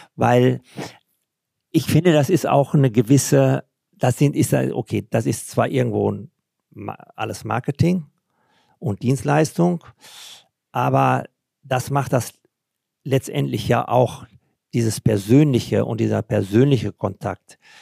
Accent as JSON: {"language": "German", "country": "Germany", "said": "bei uns in Deutschland"}